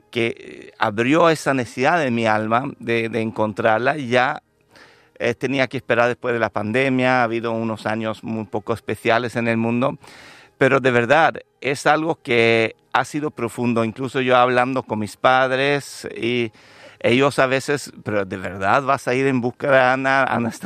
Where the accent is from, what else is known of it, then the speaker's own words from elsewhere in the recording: Lapland, Sweden; also born or lived in Andalusia, Spain; Yo soy sueco de nacimiento